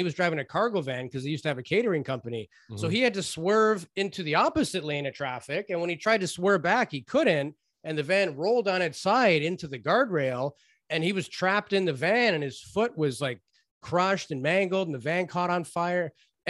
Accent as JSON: {"language": "English", "town": "Toronto", "region": "Ontario", "country": "Canada", "tie": "born or raised there", "said": "You know, I grew up in Toronto, and I had this Greek family across the street from my house"}